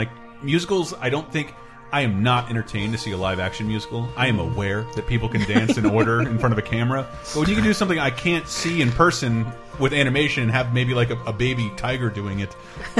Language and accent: English; California, United States; accent: SoCal; Rainbow, my SoCal accent.